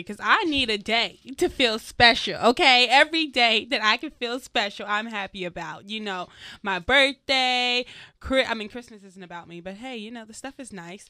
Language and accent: English; Atlanta, Georgia, United States; I'm from Atlanta, so shout out to the Southern people from Atlanta